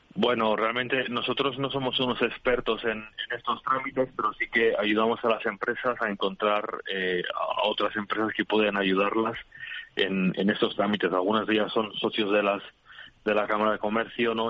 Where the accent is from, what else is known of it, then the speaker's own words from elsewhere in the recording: Spain; now in United Kingdom; somos un país de, de alta calidad alimentaria